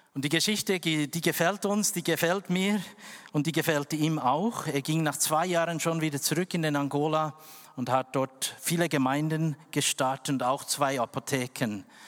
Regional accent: West Papua, Indonesia; German is a second language; now in Switzerland; dort, wo ich geboren bin, West Papua

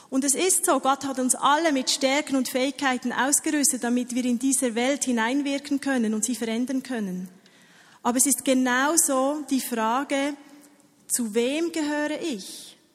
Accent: Switzerland; ich habe hier meine, meinen Pass mitgenommen. Ihr seht, ich bin Schweizerin.

